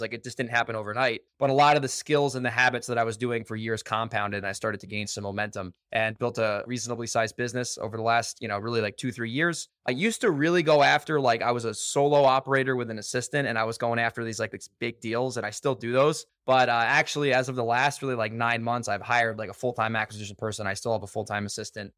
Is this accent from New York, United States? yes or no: yes; New York, United States; moved away; I'm from New York, so everyone's very direct